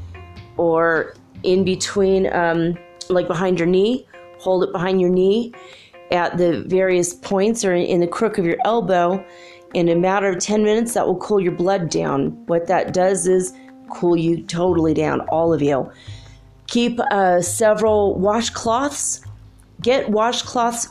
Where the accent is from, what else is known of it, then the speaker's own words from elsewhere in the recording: Southern California, United States; I grew up in Southern California